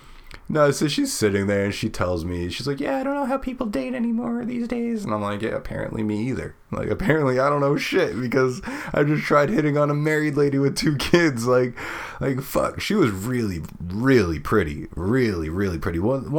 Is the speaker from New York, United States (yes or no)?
yes; Brooklyn, New York, United States; We're talking about how the pizza's great and how she's from Queens and I'm from Brooklyn.